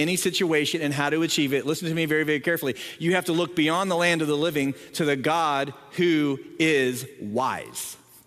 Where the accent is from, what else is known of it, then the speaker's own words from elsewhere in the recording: Southern Ohio, United States; moved away; I grew up in Southern Ohio